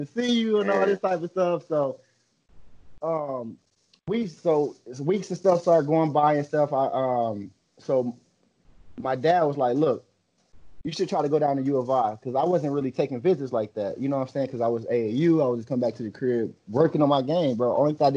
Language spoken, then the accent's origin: English; Illinois, United States; It's the whole state of Illinois making you feel like you just the king. You know, so like this is my home state